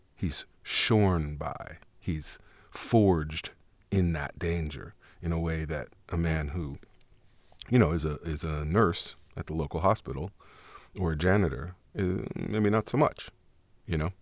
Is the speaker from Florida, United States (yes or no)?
no; New York City, New York, United States; accent: Harlem; I'm from New York